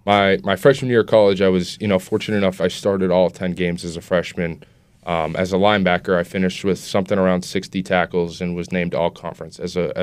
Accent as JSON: {"language": "English", "town": "Wilmington", "country": "United States", "tie": "born or raised there", "said": "I was born and lived my entire life so far in Wilmington."}